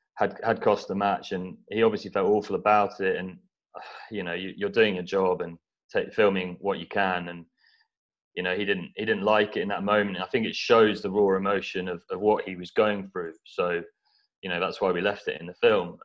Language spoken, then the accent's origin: English; East Anglia, near Norwich, East of England, United Kingdom; I grew up in East Anglia, so near Norwich